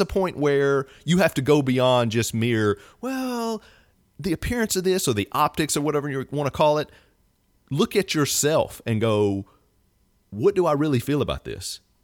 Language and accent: English; the South, United States; I'm born and raised in the South